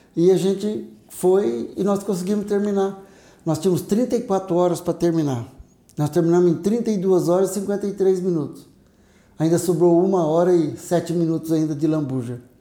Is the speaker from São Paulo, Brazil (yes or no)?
yes; Paraguaçu Paulista, São Paulo, Brazil; also born or lived in Assis; Sou daqui, nascido e criado aqui em Paraguaçu. Depois eu fui para São Paulo, fiquei 14 anos em São Paulo, me formei, prestei concurso e voltei.